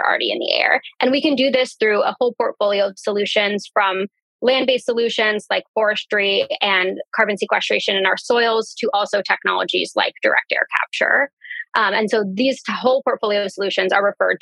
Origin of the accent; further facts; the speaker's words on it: Central Valley of California, United States; the community where I grew up in the Central Valley of California